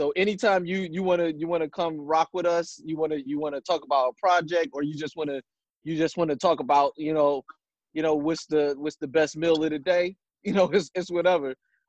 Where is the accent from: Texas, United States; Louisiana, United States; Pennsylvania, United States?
Pennsylvania, United States; Philadelphia; and I'm from Philadelphia.